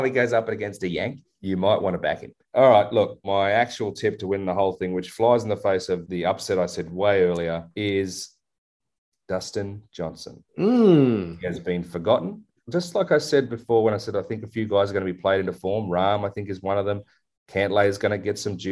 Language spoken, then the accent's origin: English; Australia; I'm Aussie